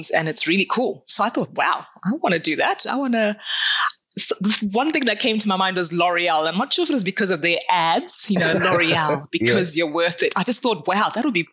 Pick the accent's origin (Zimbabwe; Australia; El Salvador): Zimbabwe; I grew up in Zimbabwe, so essentially at the south of Africa